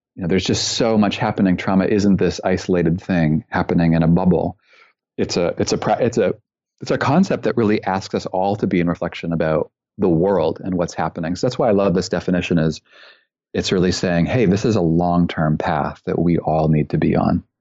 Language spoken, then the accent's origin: English; Canada; also born or lived in British Columbia; I'm originally from Canada.